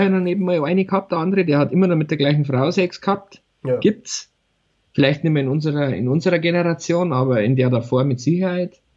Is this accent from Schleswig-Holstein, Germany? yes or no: no; Altötting, Bavaria, Germany; Ich komme aus Altötting.